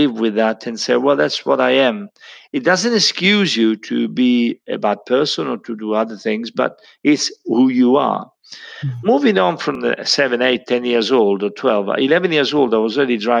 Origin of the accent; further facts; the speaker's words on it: Montepulciano, Tuscany, Italy; moved away; I was born in 1952 in Montepulciano, which is Italy, and Tuscany